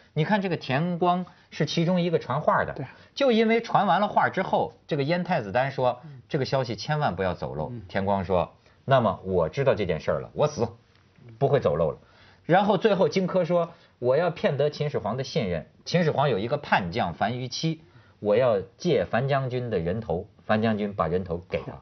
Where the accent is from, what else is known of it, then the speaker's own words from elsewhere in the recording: Hebei, China; 虽然他是我们河北人